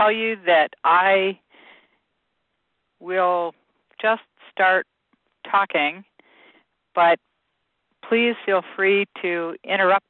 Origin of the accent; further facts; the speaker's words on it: Michigan, United States; I grew up in Michigan